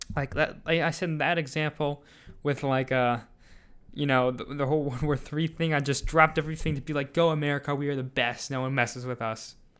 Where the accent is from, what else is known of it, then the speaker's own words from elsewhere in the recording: United States; as an American